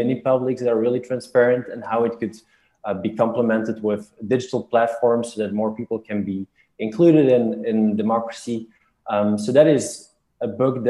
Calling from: Brussels, Brussels-Capital Region, Belgium; I'm calling from Brussels here.

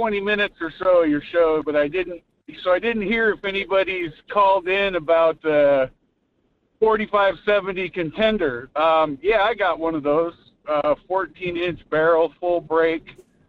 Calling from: Fairbanks, Alaska, United States; This is … in Fairbanks.

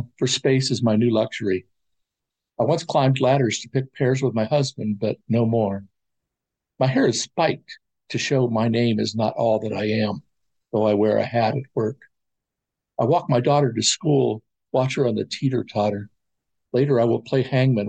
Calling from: Columbus, Ohio, United States; Calling from Columbus, Ohio

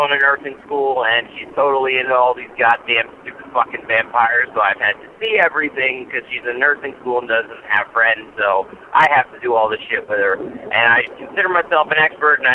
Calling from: New Jersey, United States; I'm from New Jersey, and I'm listening to the most recent episode on my drive to work.

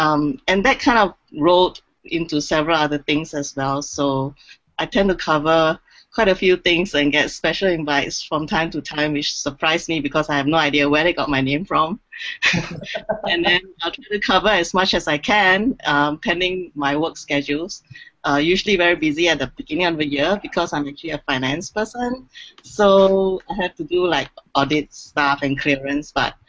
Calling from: Singapore; I'm calling in from Singapore, actually

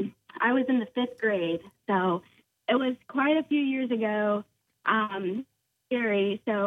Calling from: Moncks Corner, South Carolina, United States; Monk's Corner.

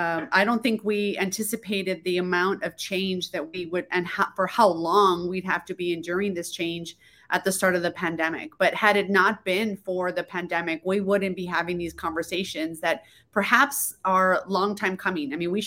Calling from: El Paso, Texas, United States; I am in El Paso, Texas, far west Texas.

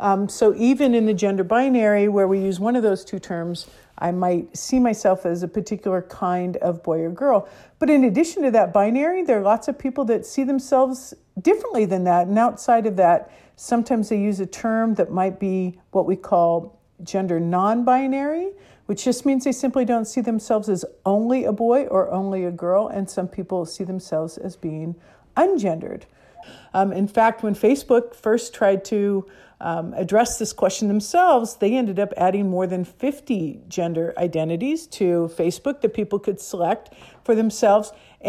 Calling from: Emeryville, California, United States; I'm the Executive Director at Gender Spectrum, and I'm calling from Emeryville, California, which is right near San Francisco, California.

